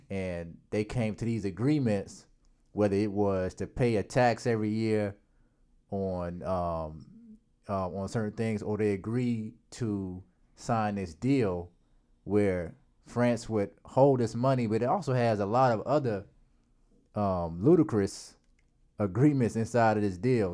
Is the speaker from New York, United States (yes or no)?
no; South Carolina, United States; I'm from South Carolina